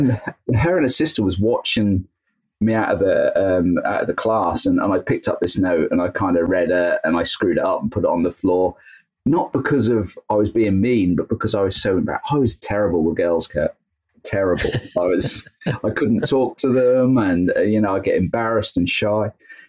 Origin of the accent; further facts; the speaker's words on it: Belton, East of England, United Kingdom; also born or lived in Great Yarmouth; Yeah, pretty much. I was born actually in Great Yarmouth, which is like the neighboring town. Okay. And moved to Belton. So I spent most of my time in Belton, which again is another neighboring town, then moved to Golston after I got married.